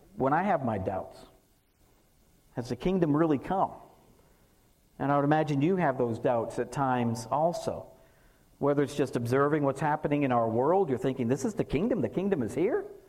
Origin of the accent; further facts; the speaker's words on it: Massachusetts, United States; now in North Texas, United States; I'm from Massachusetts